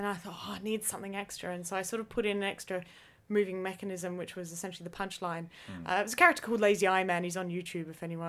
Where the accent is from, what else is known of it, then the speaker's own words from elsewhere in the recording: Australia; I'm Australian.